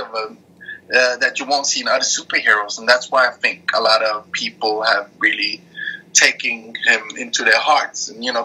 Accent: Norway; also born or lived in Denmark / Eritrea; I was born in Denmark, raised in Norway. My roots are from Eritrea.

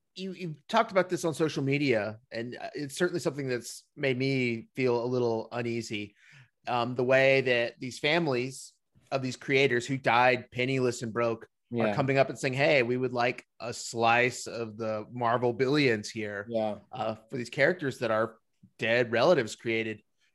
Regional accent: North Carolina, United States; a fellow North Carolinian. I'm from North Carolina.

